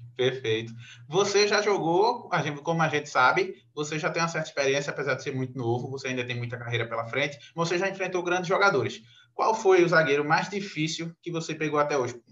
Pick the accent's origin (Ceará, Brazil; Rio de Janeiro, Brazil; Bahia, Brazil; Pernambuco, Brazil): Pernambuco, Brazil; aqui no Nordeste, porque a gente é de Pernambuco